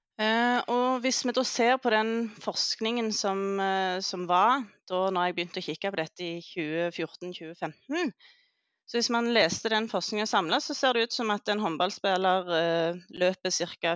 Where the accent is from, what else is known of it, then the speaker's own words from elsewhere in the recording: Jæren, Rogaland, Norway; moved away as an adult; also born or lived in Oslo; jeg kommer fra Jæren